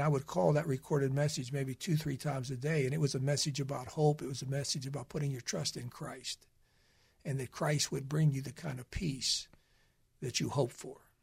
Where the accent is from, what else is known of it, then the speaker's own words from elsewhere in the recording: Western Pennsylvania, United States; I grew up in Western Pennsylvania